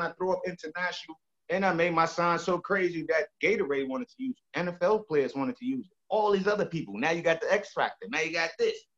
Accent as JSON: {"language": "English", "town": "New York City", "region": "New York", "country": "United States", "tie": "born or raised there", "also_born_or_lived": "St. Croix", "said": "I'm from the Bronx, New York"}